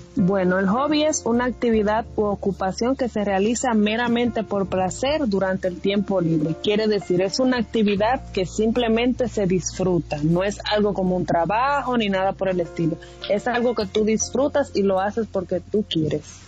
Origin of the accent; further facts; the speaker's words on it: Dominican Republic; Somos los tres dominicanos